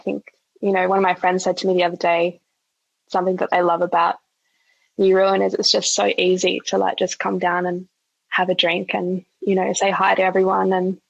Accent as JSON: {"language": "English", "country": "Australia", "tie": "born or raised there", "said": "someone who's been born and raised in Australia."}